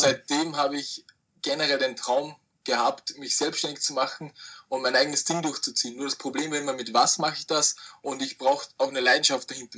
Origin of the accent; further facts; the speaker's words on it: Austria; ich komme aus Österreich